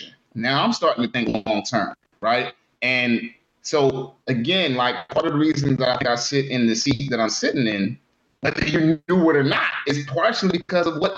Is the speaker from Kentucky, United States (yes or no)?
no; Philadelphia, Pennsylvania, United States; growing up in Philly